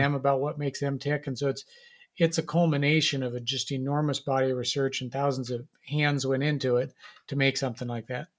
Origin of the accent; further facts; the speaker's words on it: Nebraska, United States; I grew up in Nebraska